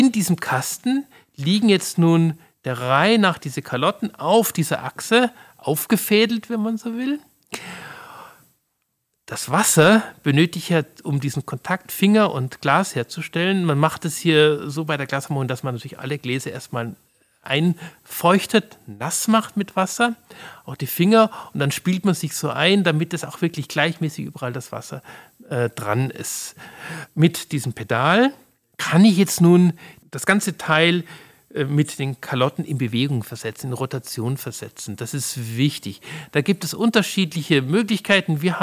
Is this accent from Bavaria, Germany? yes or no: yes; Munich, Bavaria, Germany; So kannte ich das noch aus meiner Kindheit und Jugend in München.